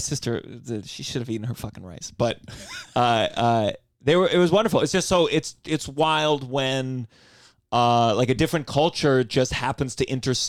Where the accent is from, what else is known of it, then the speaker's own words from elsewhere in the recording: Potomac, Maryland, United States; I grew up in Potomac, Maryland, and we grew up